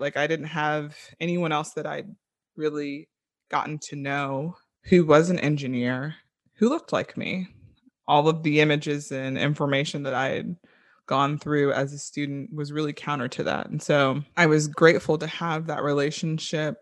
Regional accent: Orlando, Florida, United States; I grew up in Orlando, Florida

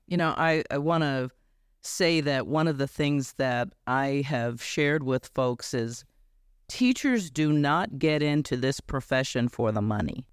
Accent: Chicago, Illinois, United States; I grew up in Chicago in an all-black neighborhood

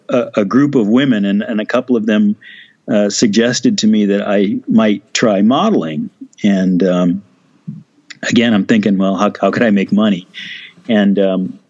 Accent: Moline, Illinois, United States; moved away as an adult; also born or lived in Rock Island, Illinois; I was born in Rock Island, Illinois, and grew up in Moline, Illinois, which is really the same thing

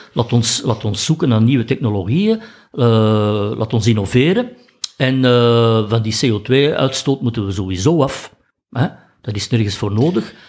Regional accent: Flanders, Belgium; wij als Belgen ook met, met ons land geen, geen emotionele band hebben

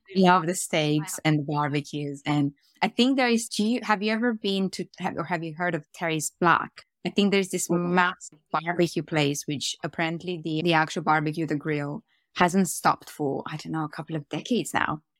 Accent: Romania; moved away as an adult; also born or lived in Austin, Texas; now in United Kingdom; I grew up in Romania, so I, I went to, I went to school there. I went to high school in Romania.

